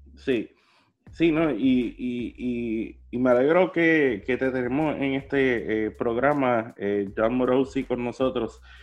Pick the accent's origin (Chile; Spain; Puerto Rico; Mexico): Puerto Rico; como puertorriqueño